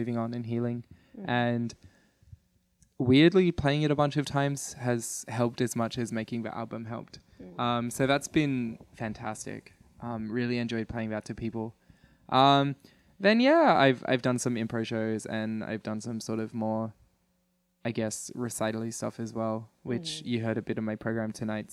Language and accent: English; Adelaide, South Australia, Australia; I'm from Adelaide, Australia.